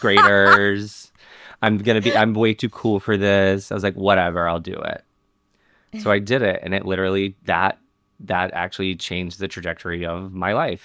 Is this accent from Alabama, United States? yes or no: yes; Montgomery, Alabama, United States; I grew up in Montgomery, Alabama